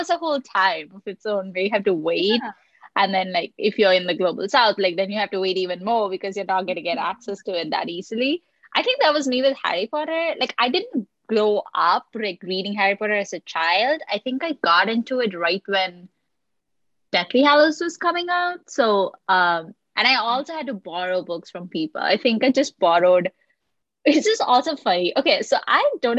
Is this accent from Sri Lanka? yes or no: yes; Colombo, Western Province, Sri Lanka; growing up in Colombo, like, you don't get all the new books